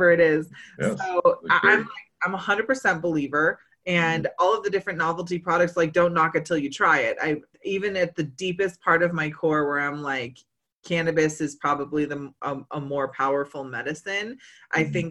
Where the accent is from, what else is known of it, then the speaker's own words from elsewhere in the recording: Humboldt, California, United States; I come from Humboldt.